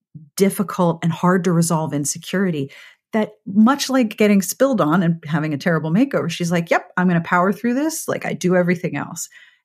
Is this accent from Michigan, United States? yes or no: no; Pittsburgh, Pennsylvania, United States; I grew up in Pittsburgh, which was yuns.